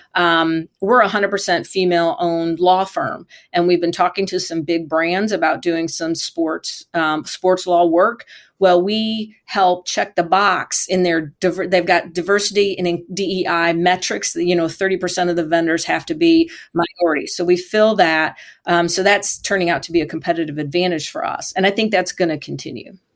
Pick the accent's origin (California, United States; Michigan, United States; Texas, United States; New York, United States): Michigan, United States; I grew up in Michigan near Michigan International Speedway